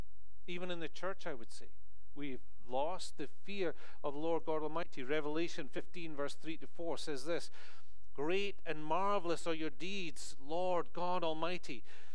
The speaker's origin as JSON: {"language": "English", "region": "Scotland", "country": "United Kingdom", "moved": "as an adult", "lives_now": "United States", "said": "especially as a Scotsman coming into this country, and I've been here for over 13 years now, you know, I go back home, people think I'm American. They do. They think I've lost my accent so much."}